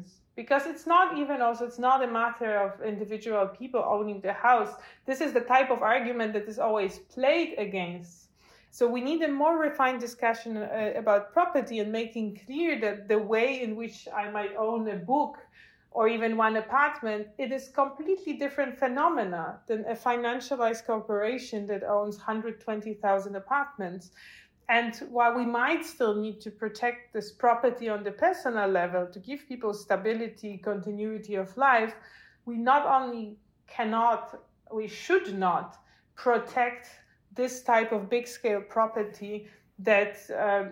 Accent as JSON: {"language": "English", "town": "Warsaw", "region": "Masovian Voivodeship", "country": "Poland", "tie": "born or raised there", "moved": "yes", "lives_now": "Berlin, Germany", "said": "in my home city of Warsaw, I'm Polish, I live in Berlin, but I come originally from Warsaw"}